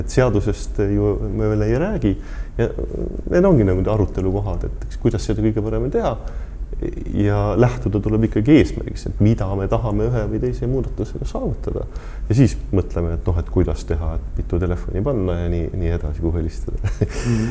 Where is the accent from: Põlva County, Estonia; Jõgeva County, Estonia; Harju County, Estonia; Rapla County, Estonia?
Põlva County, Estonia; Põlva; also born or lived in Tartu; now in Tallinn, Estonia; ise olen äh, Põlvast pärit ja, ja elan Tartus ja nüüd Tallinnas